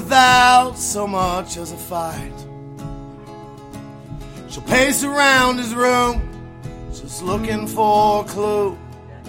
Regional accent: Nitro, West Virginia, United States; I'm from Nitro, West Virginia

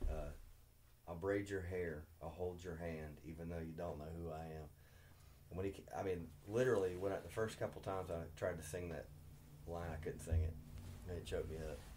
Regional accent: Berea, Kentucky, United States; growing up in Berea, Kentucky back in the 80s.

